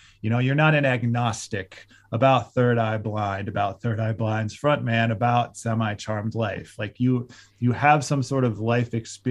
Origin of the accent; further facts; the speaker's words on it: Cleveland, Ohio, United States; also born or lived in St. Louis, Missouri / Columbus, Ohio / Oakland, California / New York City; I grew up mostly in the suburbs of Cleveland